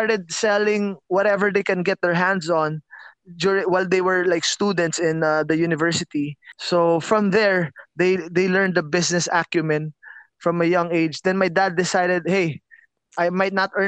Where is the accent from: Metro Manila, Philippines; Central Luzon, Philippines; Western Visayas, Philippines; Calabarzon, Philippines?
Metro Manila, Philippines; Muntinlupa; I grew up in Alabang, and you know, a gated community.